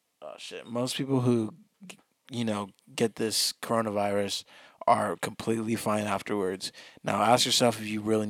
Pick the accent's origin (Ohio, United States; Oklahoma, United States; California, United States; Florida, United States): California, United States; We're from California.